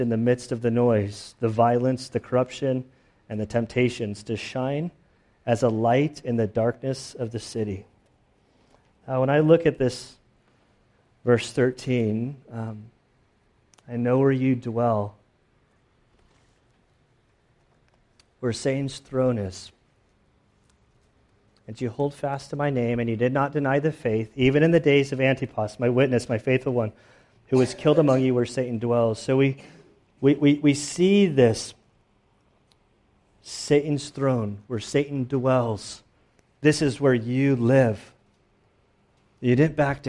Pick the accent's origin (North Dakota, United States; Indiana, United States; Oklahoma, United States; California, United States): California, United States; San Diego; My birthplace is up the coast a little bit more, but I grew up in San Diego.